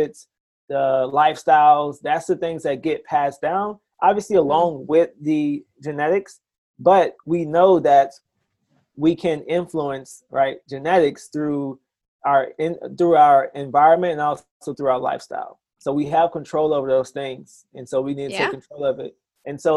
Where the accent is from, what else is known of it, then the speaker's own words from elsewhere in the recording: South Mississippi, United States; So I'm originally from Mississippi, Alara, Mississippi